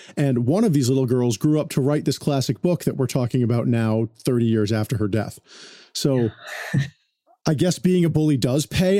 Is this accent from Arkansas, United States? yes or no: no; Connecticut, United States; also born or lived in New York; now in Los Angeles, United States; East Coast patrician person growing up in Connecticut